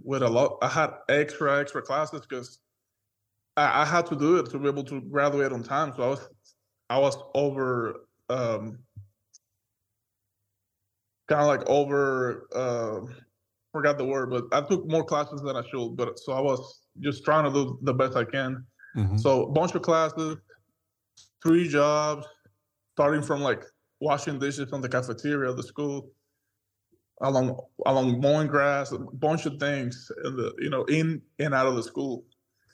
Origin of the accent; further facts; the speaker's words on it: Dominican Republic; moved away as an adult; now in Oklahoma, United States; born and raised in the Dominican Republic, you know, an island in the Caribbean